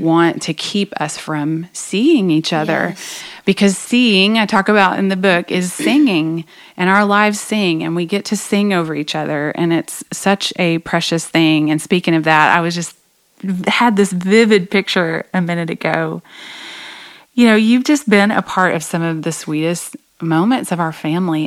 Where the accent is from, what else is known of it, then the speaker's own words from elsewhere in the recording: Oklahoma, United States; I grew up in Oklahoma